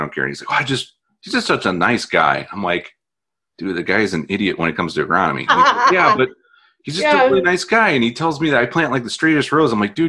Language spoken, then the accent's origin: English; Northwest Indiana, United States; moved away as an adult; now in Wisconsin, United States; I grew up in Northwest Indiana